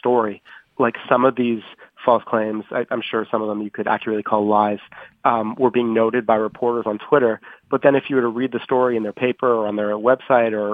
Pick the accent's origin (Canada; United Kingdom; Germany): Canada; moved away as an adult; now in Washington, United States; as a Canadian correspondent in Washington